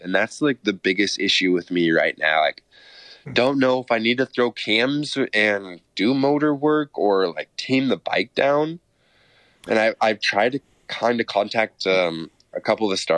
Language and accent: English; Seattle, Washington, United States; Seattle, my home. Like, it's like kind of like my hometown.